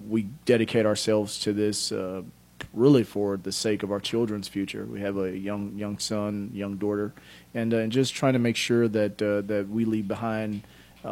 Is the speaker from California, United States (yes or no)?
no; Memphis, Tennessee, United States; I grew up in Memphis, fourth of eight children born to a single mom who never graduated from high school